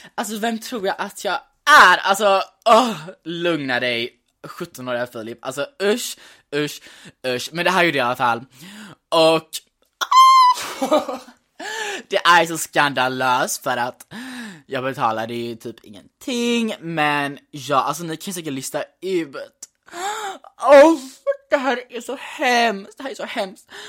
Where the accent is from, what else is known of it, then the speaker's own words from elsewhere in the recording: Gothenburg, Västra Götaland, Sweden; also born or lived in New York; Men jag är uppvuxen i Göteborg